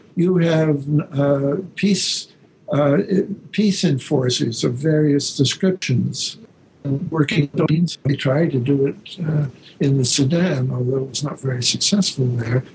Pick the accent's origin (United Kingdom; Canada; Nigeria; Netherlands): Canada; now in Berkeley, United States; I'm a Canadian